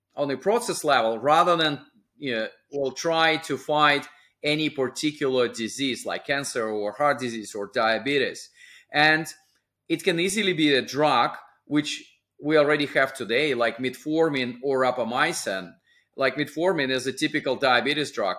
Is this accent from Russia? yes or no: yes; small town on the Sea of Japan, Russian Far East, Russia; moved away; my hometown was within the U S S R in the Far East, uh, just across California through Pacific Ocean